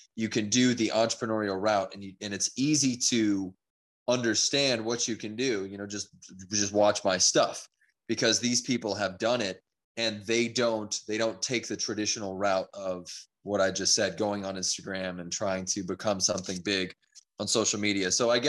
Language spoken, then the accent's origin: English; Louisiana, United States; also born or lived in California; So I was very young when I moved over to Louisiana. So yeah, I most of my life is spent in Louisiana